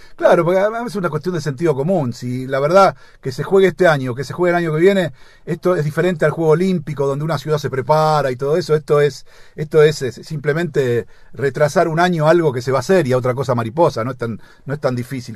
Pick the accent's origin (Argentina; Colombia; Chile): Argentina; viste cómo somos acá los argentinos